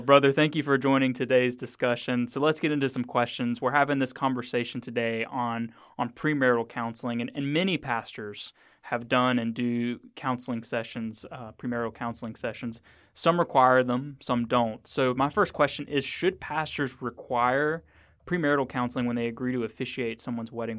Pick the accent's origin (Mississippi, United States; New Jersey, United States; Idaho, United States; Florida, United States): Mississippi, United States; I'm from Mississippi